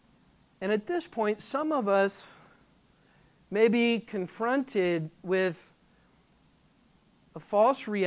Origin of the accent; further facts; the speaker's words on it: California, United States; now in Flower Mound, United States; I'm from California.